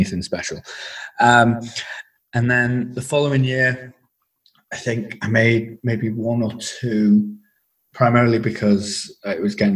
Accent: Wigan, North West England, United Kingdom; moved away as an adult; also born or lived in Bangor / Cardiff; I am originally from Wigan in the Northwest.

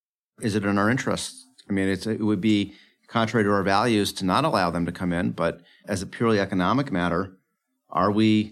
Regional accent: United States; as an American

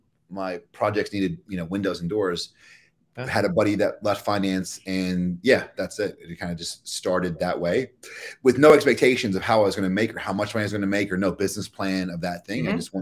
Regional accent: Kentucky, United States; even the way I speak now, I don't sound like I'm from Kentucky.

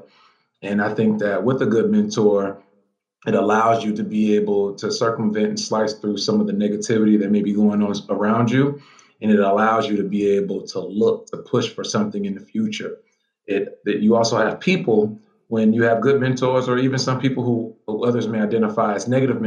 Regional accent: Atlanta, Georgia, United States; moved away; also born or lived in Charlottesville, Virginia; I actually grew up in Atlanta, Georgia

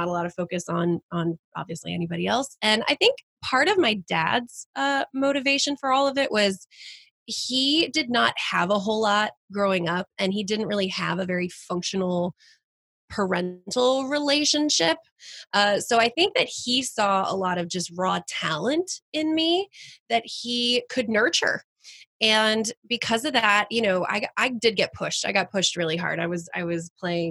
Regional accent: Flower Mound, Texas, United States; moved away as an adult; also born or lived in New Haven, Connecticut; I grew up born and raised in Texas

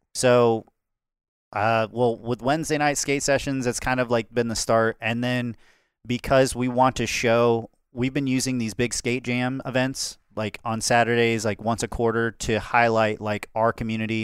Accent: Calhoun County, Florida, United States; I grew up in Florida, but it was the mo, like, the most rural area, the lowest population in Florida, Calhoun County.

